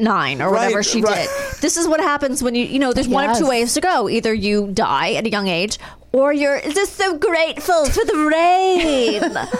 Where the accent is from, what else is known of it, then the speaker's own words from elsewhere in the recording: Los Angeles, California, United States; I grew up in Los Angeles.